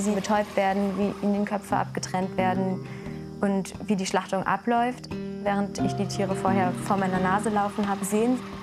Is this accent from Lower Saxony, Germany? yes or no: yes; Oldenburg, Lower Saxony, Germany; moved away as an adult; now in Göttingen, Germany; komme aber gebürtig aus Oldenburg